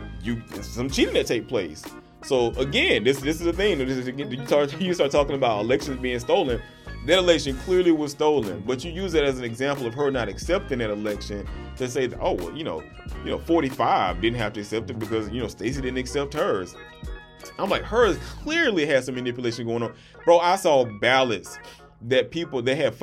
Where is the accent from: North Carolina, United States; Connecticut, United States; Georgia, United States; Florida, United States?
Georgia, United States; This is my home state